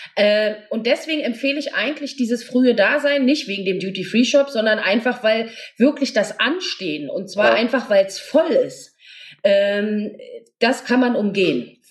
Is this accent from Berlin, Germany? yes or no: yes; Berlin, Germany; ich bin aus Berlin